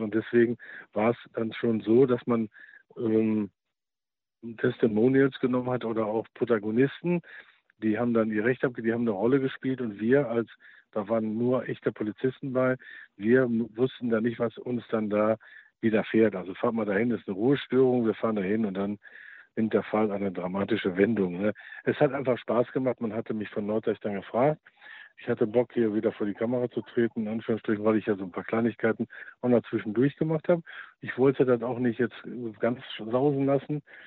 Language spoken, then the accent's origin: German; Germany; bei uns in Deutschland